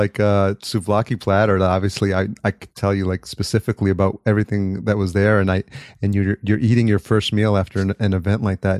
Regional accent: Yonkers, New York, United States; moved away as an adult; also born or lived in Atlanta; now in Los Angeles, United States; I grew up in Yonkers

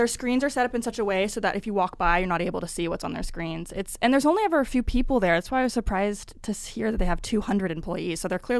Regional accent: Pacific Northwest, United States; I'm from the Pacific Northwest too

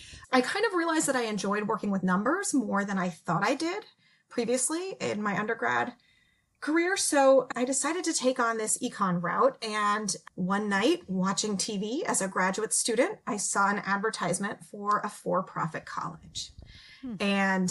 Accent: California, United States; I'm from California

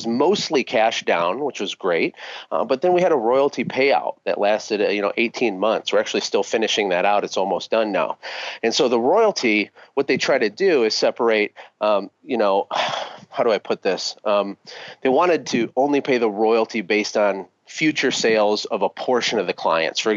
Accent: Flint, Michigan, United States; moved away as an adult; now in Costa Rica; I'm a kid from Flint, Michigan, who had absolutely nothing growing up

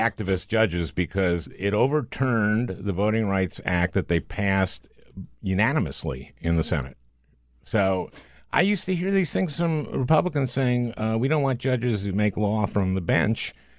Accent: Minnesota, United States; also born or lived in New Jersey; I moved when I was four from New Jersey to Minnesota.

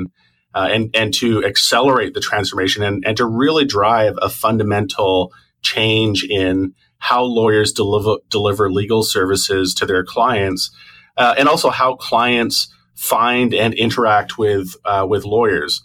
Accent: Toronto, Ontario, Canada; now in Vancouver, Canada; I was born in Toronto

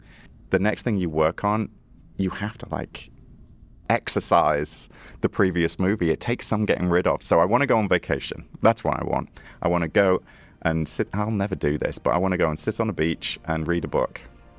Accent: Liverpool, North West England, United Kingdom; now in United States; Originally, I'm from Liverpool, yeah. This is not a Liverpoolian accent. But I've been here a long time in the States, I think 13 years, but I'm still resolutely British.

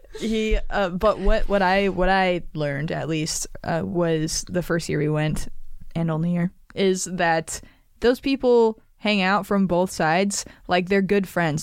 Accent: Nevada, United States; I'm from Nevada

